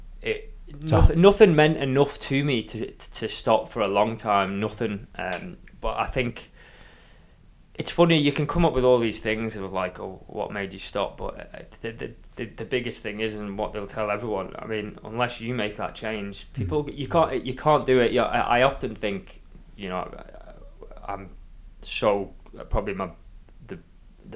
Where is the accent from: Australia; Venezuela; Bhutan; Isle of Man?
Isle of Man; growing up on the Isle of Man